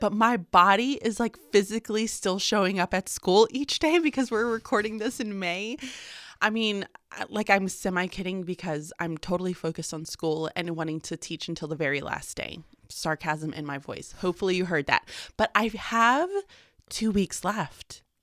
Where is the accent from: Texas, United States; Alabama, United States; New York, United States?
Texas, United States; Houston; moved away; I'm Houston Texan, born and raised